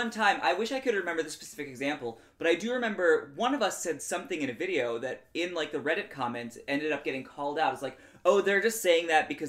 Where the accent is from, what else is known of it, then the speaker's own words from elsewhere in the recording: New Jersey, United States; I was born in New Jersey.